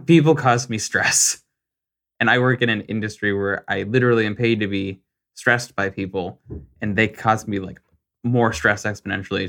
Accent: Arizona, United States; I was raised in Arizona.

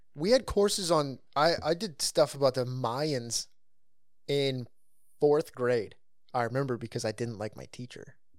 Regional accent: California, United States; I grew up in California

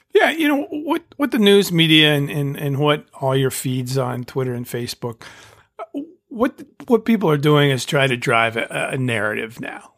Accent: Indiana, United States; when I was growing up in Indiana

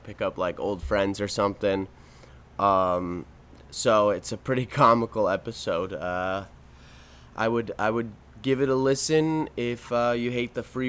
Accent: Hawthorne, United States; Yeah, me, I'm from Hawthorne too.

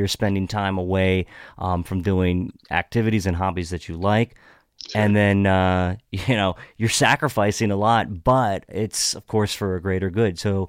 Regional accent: Hagerstown, Maryland, United States; I grew up in Western Maryland in Hagerstown.

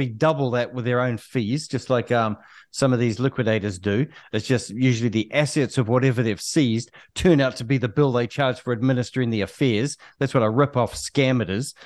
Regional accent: Auckland, New Zealand; I'm born and raised in South Auckland

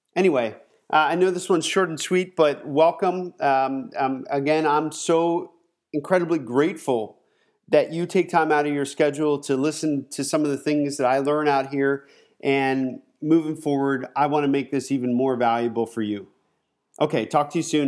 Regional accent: Pennsylvania, United States; moved away as an adult; also born or lived in Southern California; now in California, United States; I'm from Pennsylvania

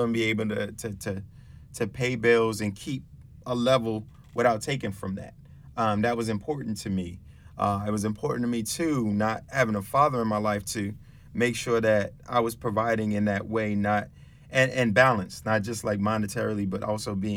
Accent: New York City, New York, United States; moved away as an adult; also born or lived in Albany, New York; I'm from the Bronx, and I came upstate to go to college

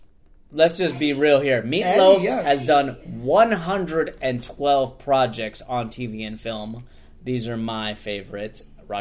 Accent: London, United Kingdom; Yeah, I'm from London.

